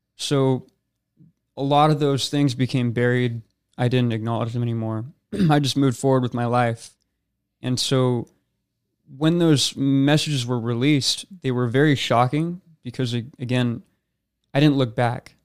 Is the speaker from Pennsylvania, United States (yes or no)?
no; Rancho Cucamonga, California, United States; I was born in Rancho Cucamonga, California. Raised there my entire life